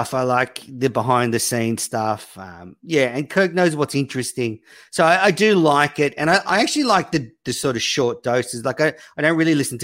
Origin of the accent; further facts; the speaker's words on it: Australia; I'm an Aussie